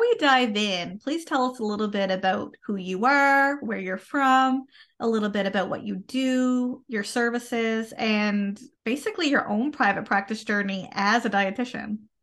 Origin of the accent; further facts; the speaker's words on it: Canada; I am a Canadian social worker